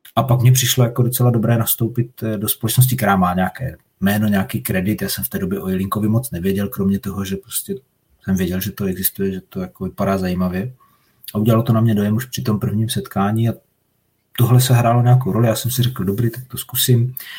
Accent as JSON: {"language": "Czech", "area": "Moravian Slovakia", "region": "South Moravian Region", "country": "Czechia", "said": "jsem ze Slovácka"}